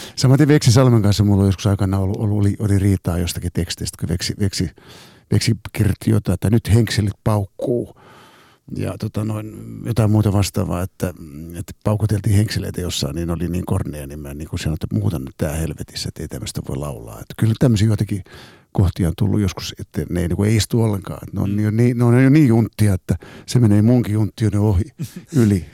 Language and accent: Finnish; Helsinki, Uusimaa, Finland; kun mä oon helsinkiläinen, katu- katu- kadulla kasvanut nuori